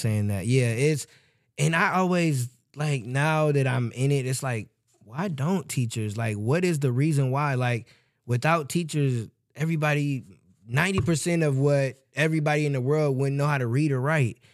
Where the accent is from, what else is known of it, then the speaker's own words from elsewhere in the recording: Michigan City, Indiana, United States; moved away; we're from Michigan City, so it's small